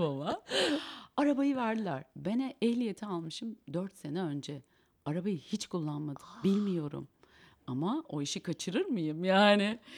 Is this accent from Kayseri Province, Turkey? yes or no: yes; Kayseri Province, Turkey; also born or lived in Eskişehir; now in Istanbul, Turkey; ben Kayseriliyim